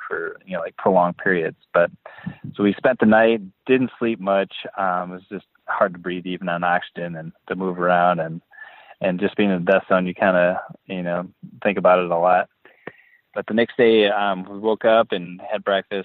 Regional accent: Boscobel, Wisconsin, United States; I grew up in Boscobel, Wisconsin, which is in the southwest corner of Wisconsin, and it's a small farming community

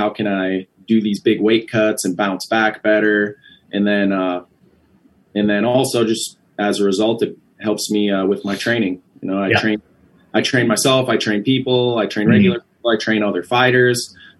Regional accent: Ashland, Wisconsin, United States; Yep. I'm from Ashland, Wisconsin. It's way, way up north, right on the Bay of Lake Superior. It's a very cold place.

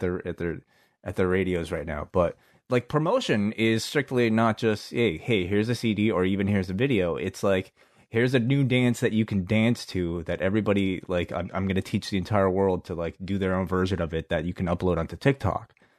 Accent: Hong Kong; we grew up in Hong Kong

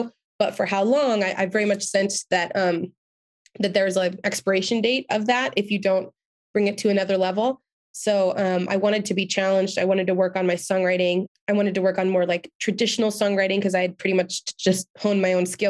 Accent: Reno, Nevada, United States; moved away as an adult; also born or lived in Los Angeles; I was still living in Reno, where I'm from at the time.

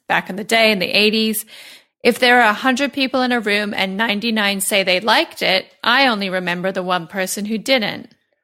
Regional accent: New York, United States; The only thing that really bothers me about her is that I'm Italian and from New York, you know?

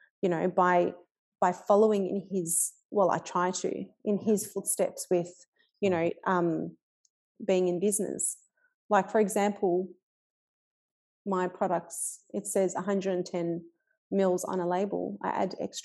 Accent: Melbourne, Victoria, Australia; I grew up in Fitzroy and I'm still in Fitzroy

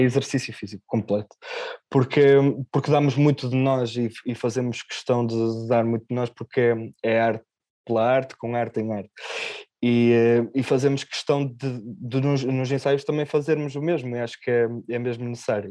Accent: Ponte da Barca, Viana do Castelo, Portugal; eu sou de Ponta Barca, Viana do Castelo, é uma terra pequenina

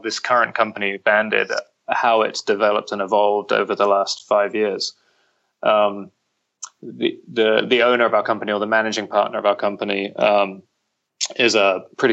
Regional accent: London, United Kingdom; moved away as an adult; now in Nashville, United States; I'm originally from the UK. I'm from London.

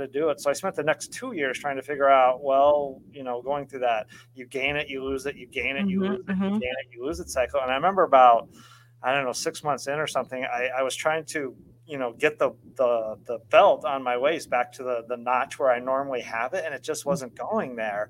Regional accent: Colorado, United States; moved away; also born or lived in Oregon; I grew up in Colorado, lived most of my life in the Northwest in Oregon

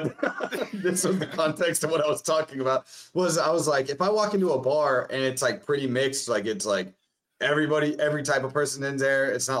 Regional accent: Phoenix, Arizona, United States; I grew up in Phoenix, Arizona.

